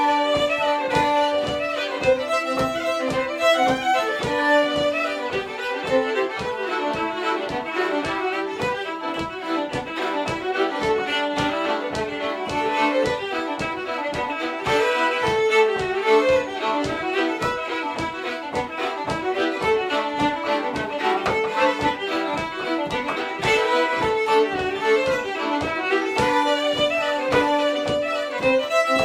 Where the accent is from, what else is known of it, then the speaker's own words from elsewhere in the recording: Montana, United States; I'm a fiddler from Montana, USA